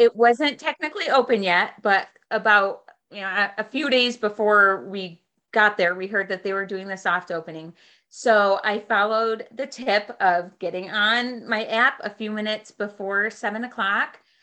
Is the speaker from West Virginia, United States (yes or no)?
no; Western New York, United States; I am from uh, Western New York